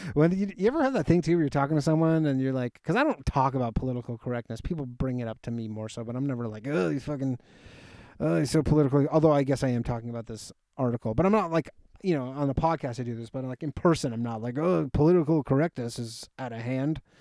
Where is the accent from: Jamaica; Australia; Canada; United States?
Canada; Toronto, Ontario; born or raised there